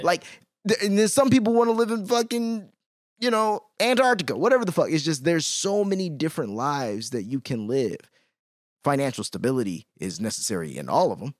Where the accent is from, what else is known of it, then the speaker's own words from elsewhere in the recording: Chicago, Illinois, United States; I'm from Chicago